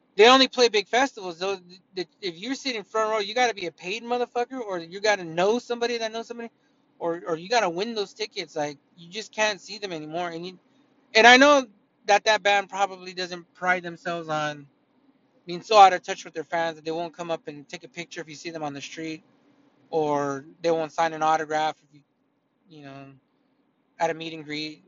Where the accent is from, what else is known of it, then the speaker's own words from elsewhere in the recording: California, United States; I didn't grow up in Iowa. I grew up in California